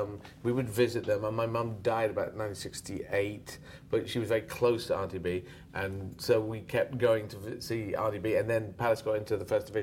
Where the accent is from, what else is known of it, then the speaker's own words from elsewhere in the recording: Yemen; born there; I'm going to learn Arabic, because I was born in Yemen, so I'm going to learn Arabic.